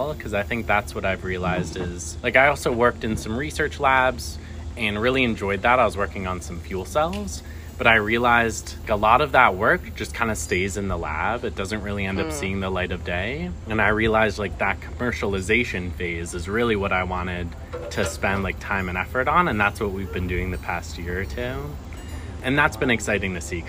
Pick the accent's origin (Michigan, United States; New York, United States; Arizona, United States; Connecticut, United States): Connecticut, United States; Newtown; moved away as an adult; also born or lived in Jerusalem / South Carolina; now in Pittsburgh, United States; I was actually born in Jerusalem and grew up in Newtown, Connecticut, and then moved to Pittsburgh for school to go to Carnegie Mellon